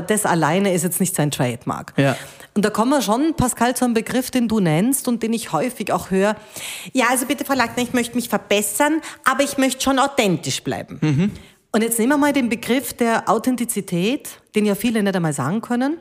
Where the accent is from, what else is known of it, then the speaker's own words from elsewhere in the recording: Krems, Lower Austria, Austria; also born or lived in Munich, Germany; ich habe ich hab bis zur Matura, ich habe in Krems, also ich bin in München geboren